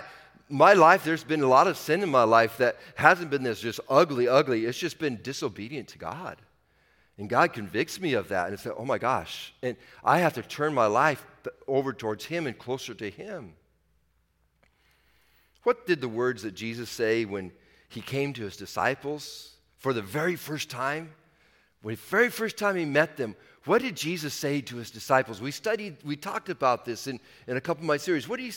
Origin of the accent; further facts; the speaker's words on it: Washington, United States; I'm from Washington.